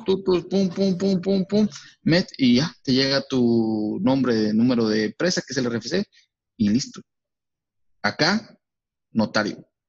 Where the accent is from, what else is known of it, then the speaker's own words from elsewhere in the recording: Mexico; como mexicanos.